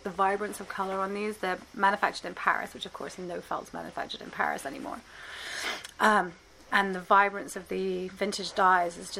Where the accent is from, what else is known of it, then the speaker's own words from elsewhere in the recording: England, United Kingdom; now in New York, United States; I'm from England